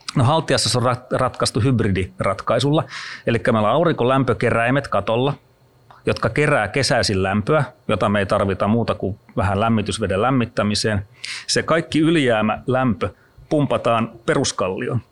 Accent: Kruunupyy, Central Ostrobothnia, Finland; moved away; mä oon Keski-Pohjanmaalta kotoisin kruunupyystä

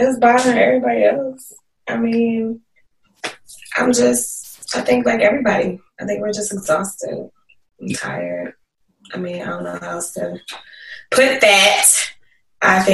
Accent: Smithfield, Virginia, United States; moved away; growing up in Isle of Wight County.

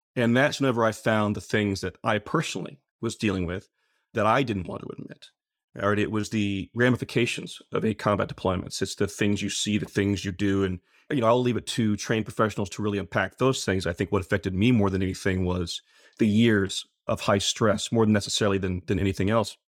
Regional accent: Muskogee, Oklahoma, United States; I grew up in Muskogee Ca-, uh, Muskogee, Oklahoma

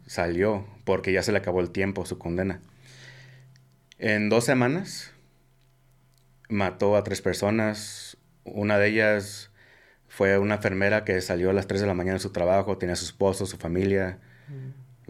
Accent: Omaha, Nebraska, United States; yo soy de Omaha, Nebraska

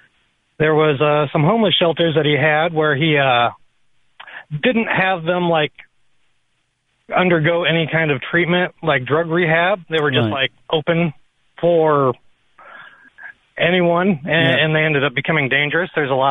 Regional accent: South Bend, Indiana, United States; Oh, well, I'm a gay conservative Democrat. I grew up in South Bend, Indiana.

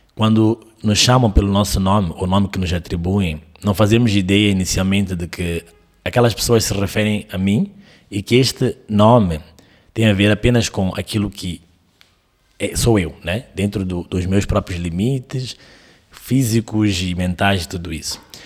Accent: Mozambique; que eu entendo que sou eu, de Moçambique, desta certa idade

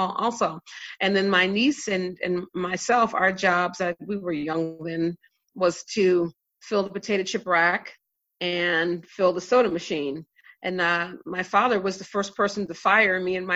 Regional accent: Maryland, United States; growing up in Maryland and in the USA

